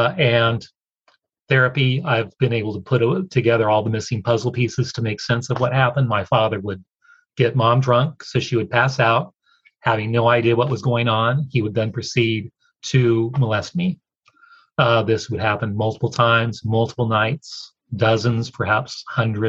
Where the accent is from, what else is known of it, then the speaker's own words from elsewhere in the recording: Oregon, United States; moved away as an adult; also born or lived in Washington, D.C. / Eastern North Carolina; After college, I moved from Oregon, where I grew up, to the D.C. area, Washington, D.C.